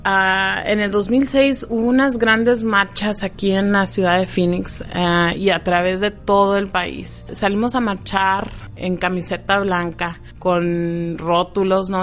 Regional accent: Agua Prieta, Sonora, Mexico; also born or lived in Douglas, Arizona, United States; now in Arizona, United States; nací en Douglas, Arizona, en, en la parte de Estados Unidos y crecí en Agua Prieta

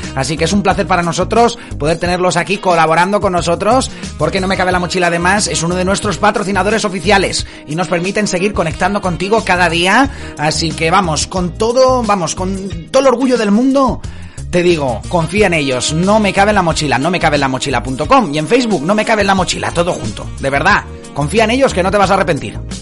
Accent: Denia, Valencian Community, Spain; saludos desde Denia. Pues hasta mi tierra

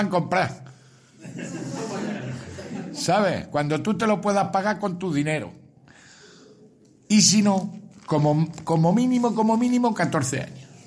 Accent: Montoro, Andalusia, Spain; No, somos de Montoro. De, ah, soy de Montoro.

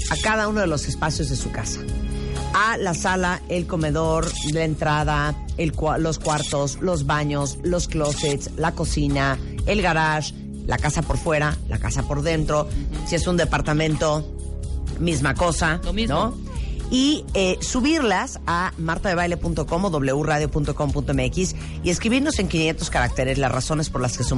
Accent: Mexico; si soy mexicana, tengo pasaporte.

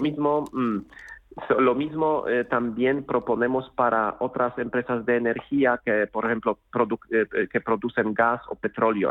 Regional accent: Poland; now in Madrid, Spain; Soy polaco

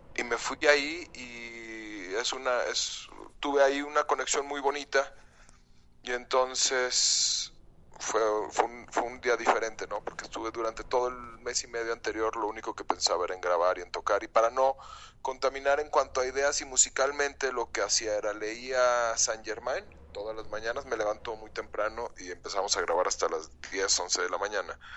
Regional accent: León, Guanajuato, Mexico; soy de León, Guanajuato

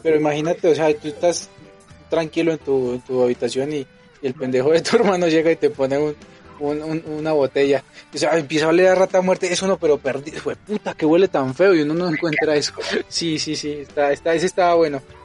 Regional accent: Colombia; born or raised there; now in Mexico

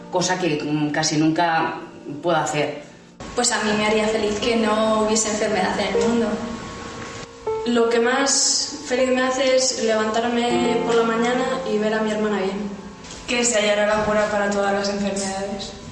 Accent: Madrid, Community of Madrid, Spain; eh, eh, soy de Madrid, estudio terapia ocupacional

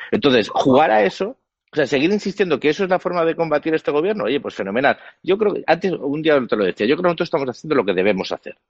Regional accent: Spain; yo como español

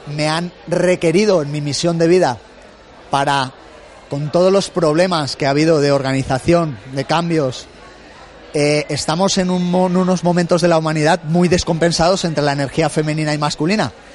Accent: Benicàssim, Valencian Community, Spain; en el Festival del Rototom en Benicassim, de donde yo soy

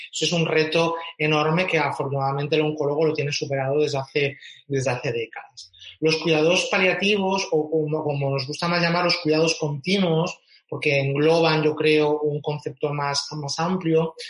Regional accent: Catalonia, Spain; moved away; soy, soy catalán

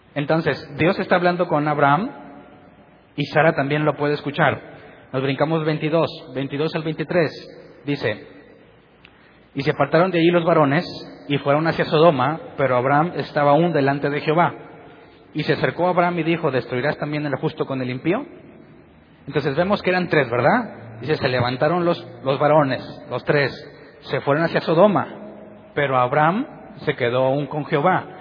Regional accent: Mexico; soy mexicano

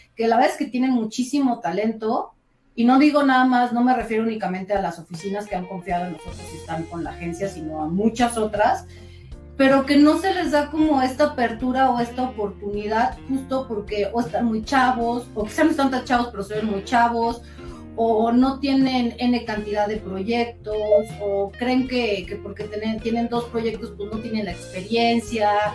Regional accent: Mexico; estamos muy orgullosos de estar en México porque, bueno, somos mexicanos

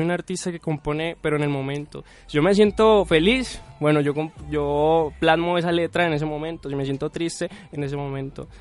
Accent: Cali, Valle del Cauca, Colombia; moved away as an adult; now in Medellín, Colombia; yo vengo de Cali, de la ciudad de Cali

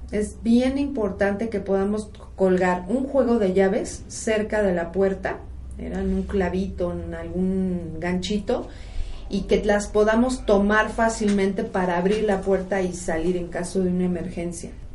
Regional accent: Mexico; una característica que tenemos los mexicanos

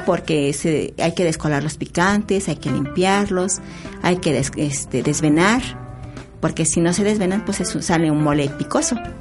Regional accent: San Pedro Atocpan, Mexico City, Mexico; Soy originaria de San Pedro Atocpan, delegación Milpalta nativa, nativa de San Pedro.

